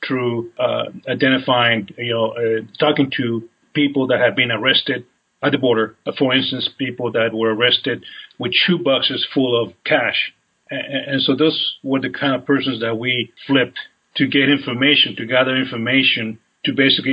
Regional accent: Los Angeles, California, United States; also born or lived in San Diego; I'm originally from California, Los Angeles area.

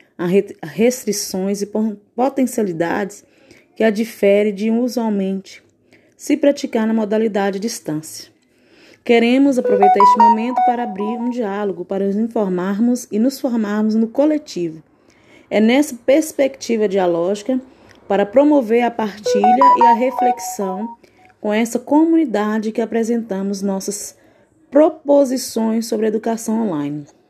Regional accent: Paracatu, Minas Gerais, Brazil; sou da cidade de Paracatu, Minas Gerais

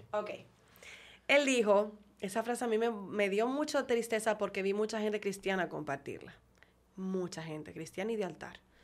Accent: Dominican Republic; yo soy dominicano, ok, porque me tocó

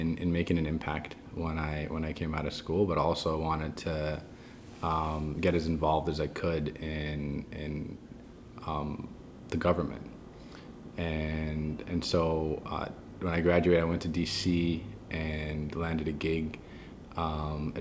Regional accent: New York City, New York, United States; So I was born in Queens, New York. My parents are immigrants, Egyptian Muslims. I grew up in, I'd say, more of a conservative Muslim household

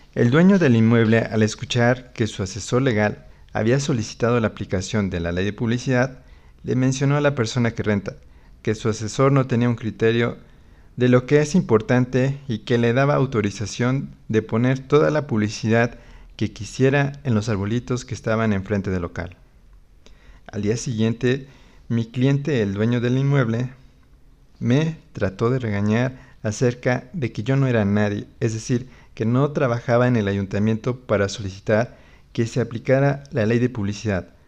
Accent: Mexico; nuestro futuro como mexicanos y mexicanas

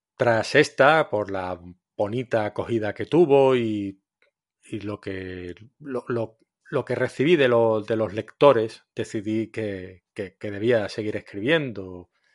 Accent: Cádiz, Andalusia, Spain; now in Valencia, Spain; aunque esté afincado en Valencia hace muchos años, yo soy de Cádiz

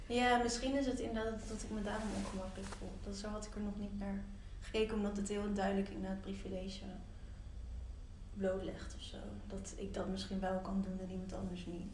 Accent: Nijmegen, Gelderland, Netherlands; now in Amsterdam, Netherlands; ik kom uit Nijmegen

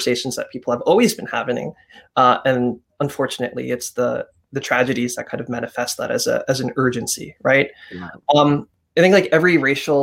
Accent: United States; I was born and raised here

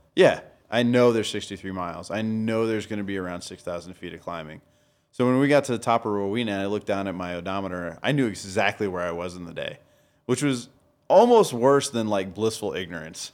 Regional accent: Denver, Colorado, United States; No, I'm from Denver.

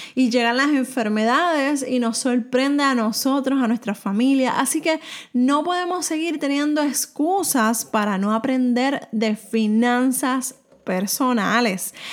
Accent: Puerto Rico; soy de Puerto Rico

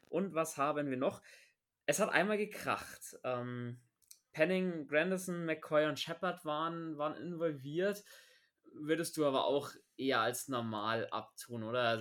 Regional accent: Bavaria, Germany; Wide Receiver haben wir zum Sau fordern, da hat man bei uns in Bayern sagen.

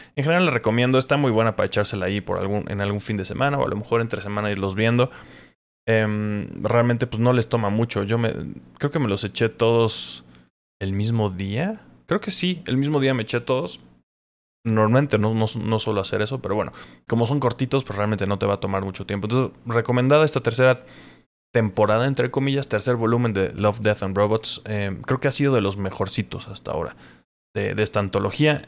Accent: Mexico

